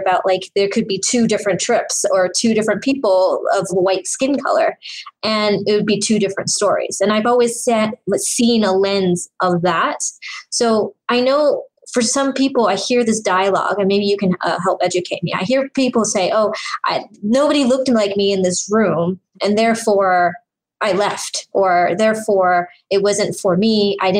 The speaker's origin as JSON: {"language": "English", "country": "Singapore", "said": "And I can relate to that sentence because I came from Singapore."}